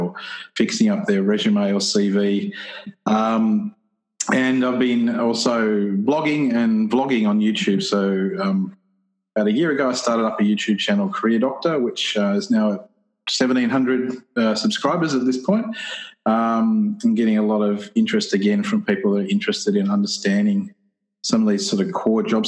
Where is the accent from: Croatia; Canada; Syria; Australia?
Australia; Newcastle, New South Wales; I'm from Newcastle, which is the land of the Wabakal people